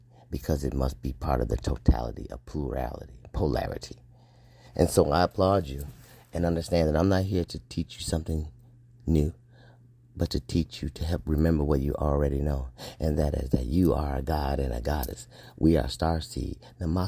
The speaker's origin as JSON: {"language": "English", "country": "United States", "said": "I am an American, black man, American, Scorpio Marine officer"}